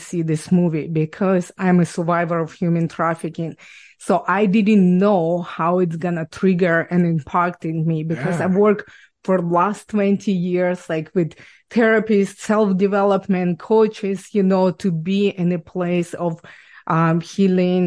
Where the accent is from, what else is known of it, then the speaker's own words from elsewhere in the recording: Ukraine; English is a second language; moved away as an adult; now in Canada; I was born and raised in Ukraine